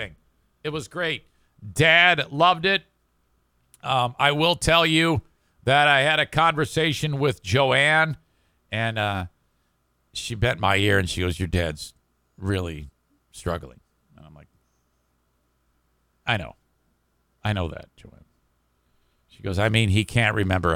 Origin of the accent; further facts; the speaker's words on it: Warren, United States; at my mom and dad's house, at our house in Warren, City of Warren.